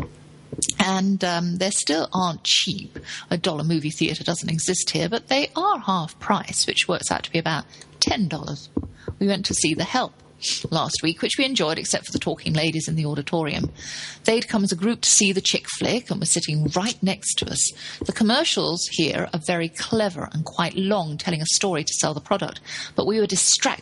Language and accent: English; England, United Kingdom; moved away as an adult; now in United States; I'm English